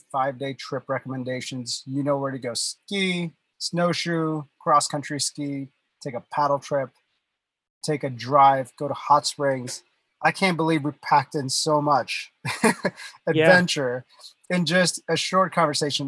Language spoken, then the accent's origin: English; India; moved away; I was born and raised in India